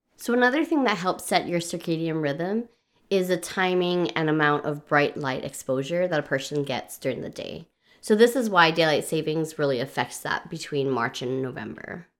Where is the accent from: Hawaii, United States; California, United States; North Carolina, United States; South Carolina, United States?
Hawaii, United States; moved away as an adult; I grew up in Hawaii where we did not change the clocks at all